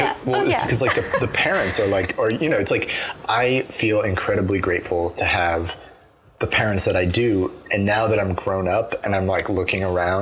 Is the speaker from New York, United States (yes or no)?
no; Asheville, North Carolina, United States; now in Boston, United States; But I came from Asheville in North Carolina.